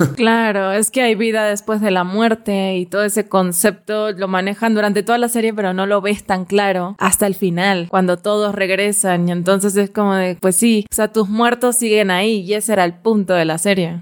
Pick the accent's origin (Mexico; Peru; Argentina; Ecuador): Argentina; a mí como argentina